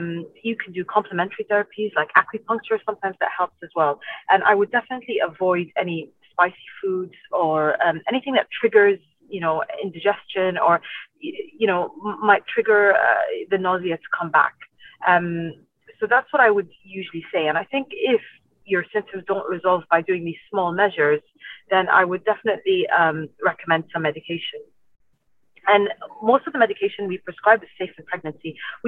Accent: Iraq; also born or lived in United Kingdom / Ireland; now in Dubai, United Arab Emirates; So I'm originally from Iraq. I grew up here for a while. I went to school here, secondary school here in Dubai, if you didn't know that. And then I moved to the UK and Ireland for a really long time.

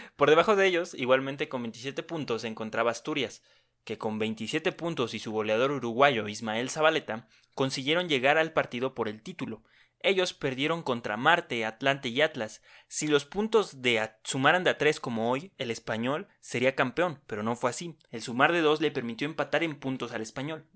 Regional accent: Mexico

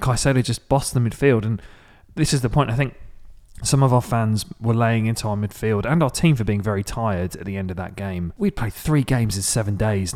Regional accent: Maidstone, South East England, United Kingdom; My hometown is Maidstone, in the U K, which is about an, about fifty minutes south of London, central London.

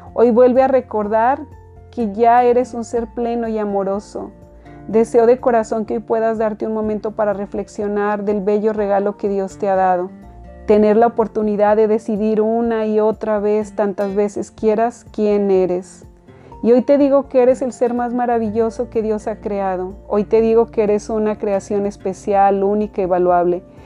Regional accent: Mexico; now in United States; yo nací en México

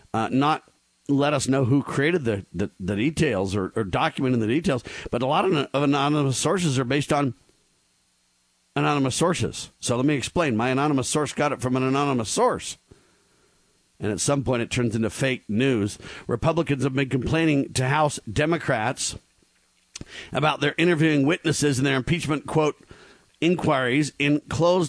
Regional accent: Southern California, United States; I grew up in Southern California

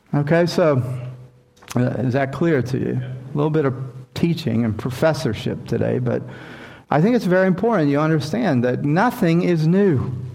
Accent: Mississippi, United States; born or raised there; moved away

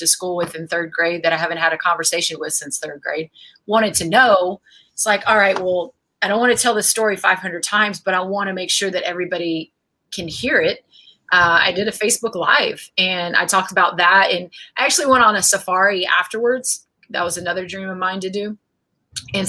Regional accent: an hour south of San Antonio, Texas, United States; My hometown is like an hour south of San Antonio

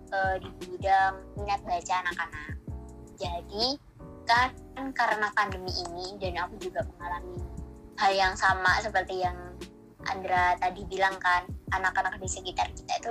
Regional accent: Gresik, East Java, Indonesia; desa kan aku asal gersik nih hmm, Gresik. desanya iya. itu di desa Mojo Tengah

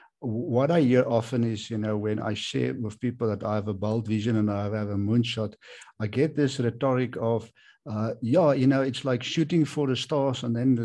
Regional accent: South Africa

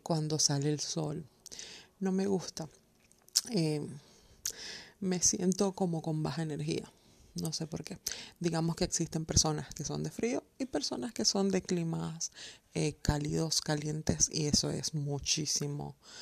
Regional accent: Venezuela; moved away as an adult; also born or lived in Colombia; now in Germany; vivo en el hermoso país de Alemania, pero soy venezolana y colombiana. Eh, hace siete años emigré a Alemania

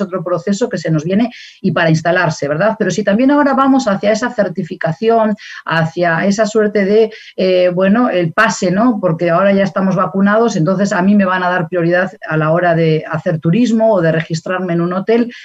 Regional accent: Basque Country, Spain; moved away; yo acabo de regresar del País Vasco de mi tierra natal y de España

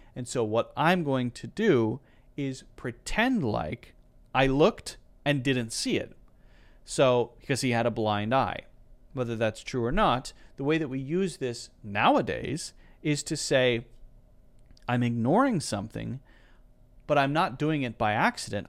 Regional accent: United States; I'm American

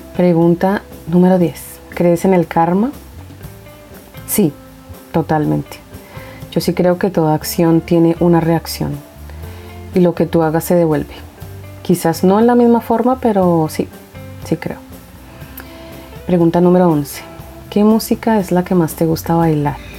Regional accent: Bogotá, Colombia; soy de Colombia y pienso que mi país físicamente es hermoso, que tiene muchas cosas bellas como su fauna y flora. Soy de la capital y la verdad me gusta el clima de Bogotá

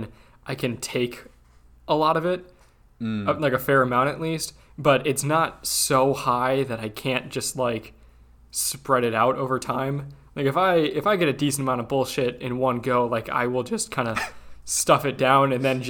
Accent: Ireland; Actually, I guess I've faced a little more shit for being Catholic than being Irish.

